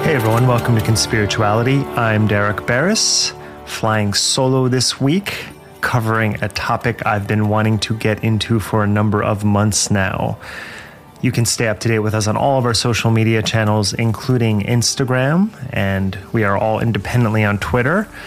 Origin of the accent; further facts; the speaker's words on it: Jersey Shore, New Jersey, United States; I was born at the Jersey Shore, and yes, the town that the show was later filmed in. I grew up about an hour away